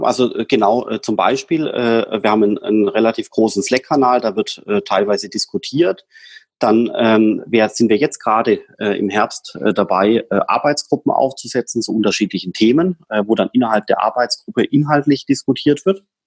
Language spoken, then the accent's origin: German; Swabia, Germany; ich bin ja Schwabe